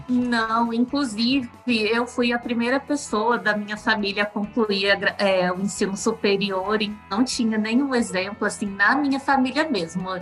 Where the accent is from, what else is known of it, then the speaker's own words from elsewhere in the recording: Carmo do Rio Claro, Minas Gerais, Brazil; also born or lived in Alfenas; eu sou mineiro, sou de Carmo do Rio Claro, uma cidadezinha bem aqui no sul de Minas, e eu estudei a vida toda.